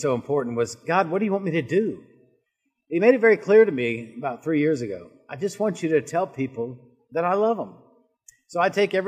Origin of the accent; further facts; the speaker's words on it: Charleston, South Carolina, United States; moved away as an adult; now in North Carolina, United States; I grew up in Charleston, South Carolina